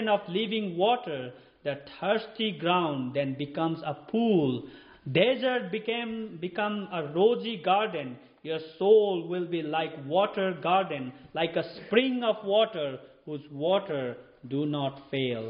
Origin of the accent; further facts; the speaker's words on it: Nepal; moved away; I'm from Nepal